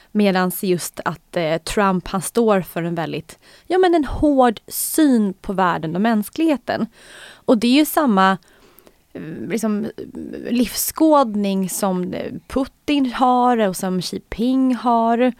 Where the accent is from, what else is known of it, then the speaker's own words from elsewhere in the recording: Sweden; som svensk